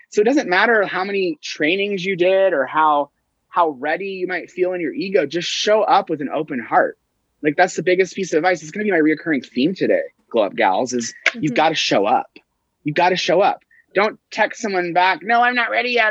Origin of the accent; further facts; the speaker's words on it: Tulsa, Oklahoma, United States; I grew up in Tulsa, Oklahoma, which is the capital of the Bible Belt